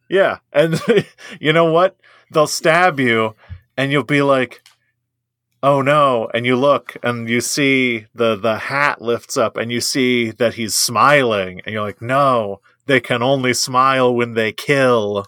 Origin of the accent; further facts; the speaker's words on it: United States; I'm an American.